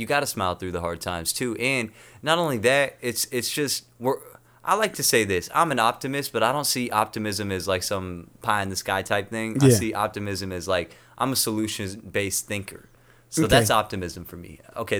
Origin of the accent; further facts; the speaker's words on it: United States; moved away as an adult; also born or lived in Toronto / South County; I'm from North County.